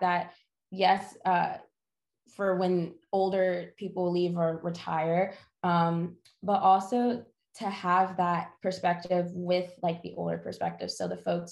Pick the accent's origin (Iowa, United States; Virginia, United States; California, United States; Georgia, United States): Georgia, United States; Atlanta; now in Greensboro, United States; I'm from Atlanta, I'm not from North Carolina